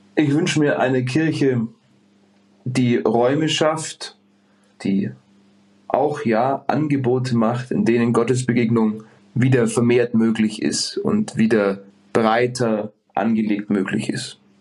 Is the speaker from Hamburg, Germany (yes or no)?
no; Bavaria, Germany; ich komme hier aus dem Speck, äh, Greater, Greater München